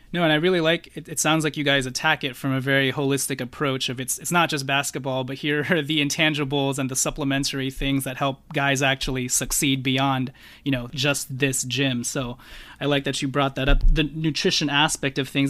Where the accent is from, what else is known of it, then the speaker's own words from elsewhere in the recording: Los Angeles, California, United States; someone who's from L